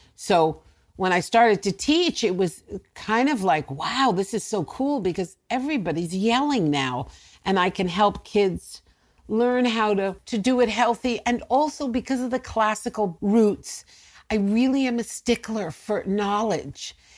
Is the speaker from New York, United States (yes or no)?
yes; Blauvelt, New York, United States; now in Nyack, United States; when I was a little girl growing up in Blofeld